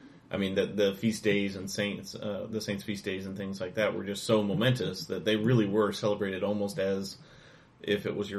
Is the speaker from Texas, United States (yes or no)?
yes; Texas, United States; I'm just from Texas, I'm one state over